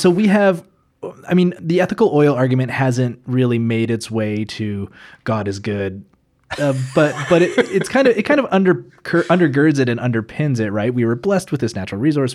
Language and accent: English; Calgary, Alberta, Canada; moved away as an adult; now in Edmonton, Canada; I'm actually from Calgary uh, originally. I know, i I know I, but I, I, moved up to Edmonton nine years ago